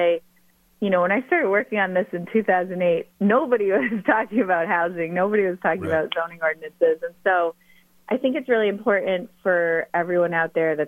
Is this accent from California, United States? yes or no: no; Stratham, New Hampshire, United States; also born or lived in Portsmouth, New Hampshire; I'm originally from Stratham